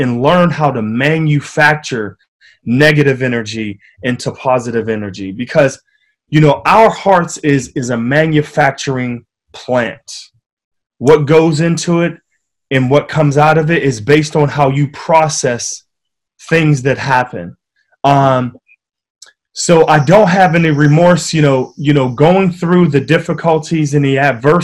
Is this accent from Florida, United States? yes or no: no; Wilkinsburg, Pennsylvania, United States; growing up in Wilkinsburg, it was a tough city, you know, a tough town